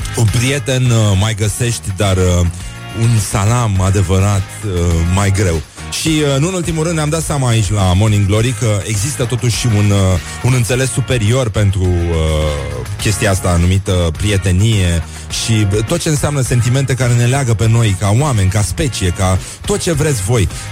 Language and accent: Romanian; Brăila, Brăila County, Romania; eu sunt din Brăila